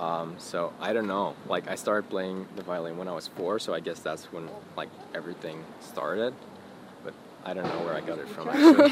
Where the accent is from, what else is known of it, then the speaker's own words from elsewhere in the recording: Antwerp, Flanders, Belgium; Born and raised in Antwerp, Belgium.